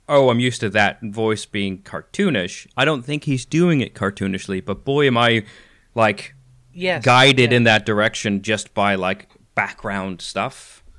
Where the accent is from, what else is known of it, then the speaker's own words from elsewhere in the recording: Canada; now in United Kingdom; Which has always bothered me growing up in Canada and seeing